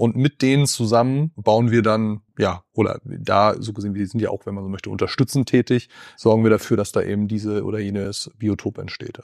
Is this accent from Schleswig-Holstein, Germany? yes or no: yes; Schleswig-Holstein, Germany; also born or lived in Salzgitter; now in Bielefeld, Germany; aufgewachsen, aber von so gesehen dann fast Tag eins in äh, Ostholstein, also zwischen Kiel und Lübeck an der Ostseeküste